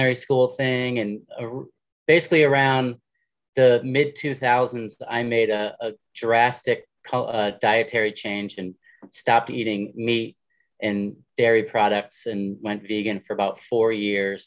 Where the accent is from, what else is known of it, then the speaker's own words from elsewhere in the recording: Southern Connecticut, United States; moved away; I grew up in Southern Connecticut